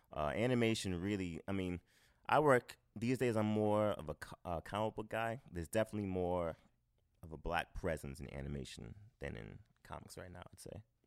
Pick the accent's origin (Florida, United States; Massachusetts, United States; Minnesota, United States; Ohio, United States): Massachusetts, United States; Boston; moved away as an adult; now in New York, United States; growing up in Boston